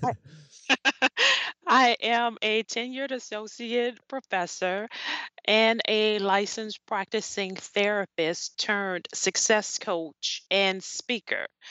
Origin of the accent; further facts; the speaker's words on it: New Orleans, Louisiana, United States; I grew up in New Orleans, Louisiana